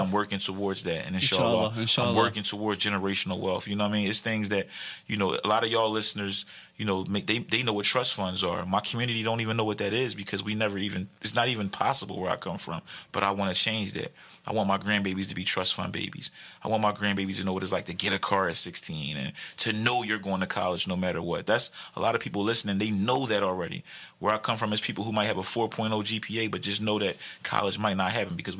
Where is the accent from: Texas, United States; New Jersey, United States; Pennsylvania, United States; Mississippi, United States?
Pennsylvania, United States; Philadelphia; I'm from Philly